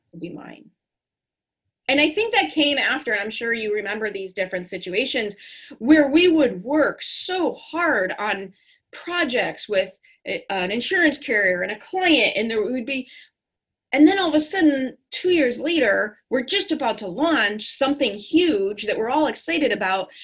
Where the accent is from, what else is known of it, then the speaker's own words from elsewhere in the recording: Chicago, Illinois, United States; growing up in Chicago public schools